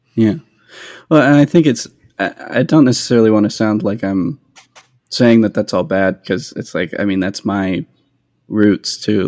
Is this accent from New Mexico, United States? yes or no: yes; New Mexico, United States; now in Nashville, United States; I grew up in New Mexico where there wasn't very much bluegrass